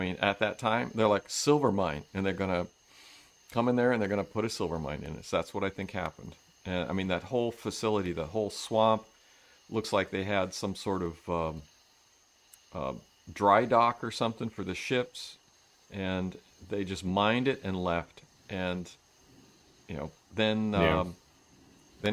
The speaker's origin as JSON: {"language": "English", "town": "Reno", "region": "Nevada", "country": "United States", "tie": "born or raised there", "moved": "yes", "said": "where we grew up out in California, up in Reno"}